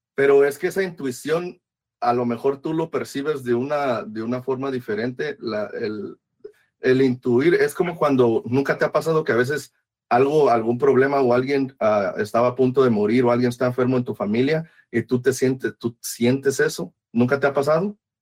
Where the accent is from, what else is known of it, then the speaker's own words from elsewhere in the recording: Veracruz, Mexico; yo crecí, yo soy de Veracruz y crecí alrededor de eso